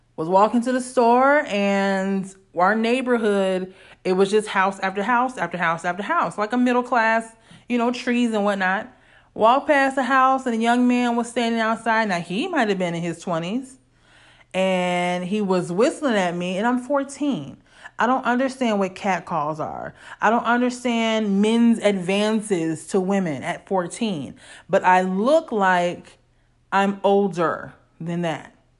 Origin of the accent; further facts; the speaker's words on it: Illinois, United States; growing up in Illinois